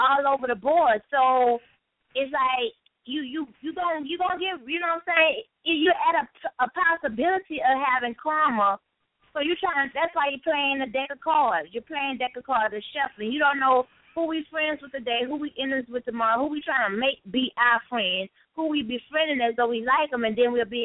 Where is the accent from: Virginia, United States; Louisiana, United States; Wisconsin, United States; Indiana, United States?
Louisiana, United States; now in East Coast, United States; I'm here on the East Coast, but I'm originally from Louisiana